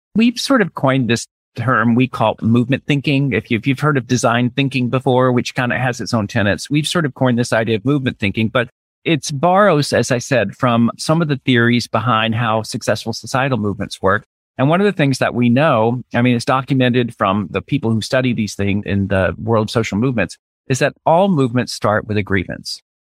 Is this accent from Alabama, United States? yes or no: yes; Birmingham, Alabama, United States; moved away as an adult; also born or lived in Tennessee / New York; I'm originally from the Deep South, from, grew up in Birmingham, Alabama